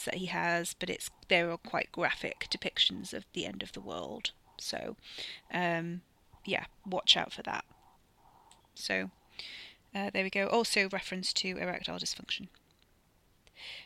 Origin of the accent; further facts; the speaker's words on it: South Wales, United Kingdom; accent: South Welsh; if I try and do any accent, it generally comes out as South Welsh